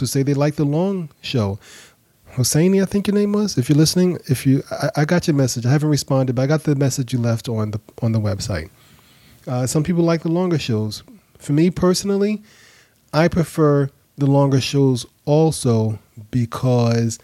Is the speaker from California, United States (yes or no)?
no; New York City, New York, United States; now in Atlanta, United States; I grew up in New York. I live in Atlanta now, but I grew up in Brooklyn